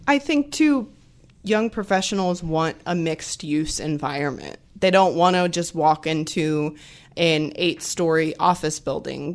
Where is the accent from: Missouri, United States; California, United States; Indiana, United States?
Missouri, United States; now in Knoxville, United States; I'm from Missouri, which is about as flat as you can get.